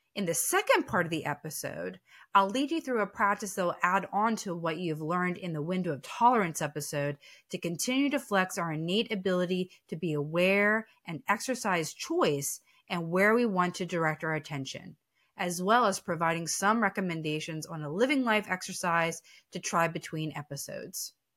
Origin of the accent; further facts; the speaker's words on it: East Coast, United States; I'm from the East Coast, so we tend to be a little sarcastic.